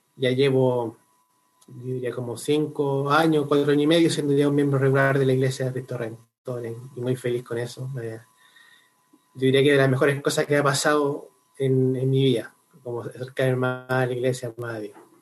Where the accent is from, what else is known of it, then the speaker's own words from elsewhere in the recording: Concepción, Biobío, Chile; moved away as an adult; now in Santiago, Chile; yo soy oriundo de Concepción